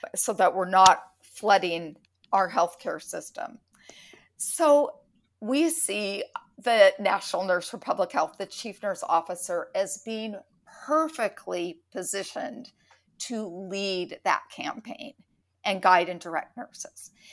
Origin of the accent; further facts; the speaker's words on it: San Francisco Bay Area, California, United States; I grew up in the San Francisco Bay Area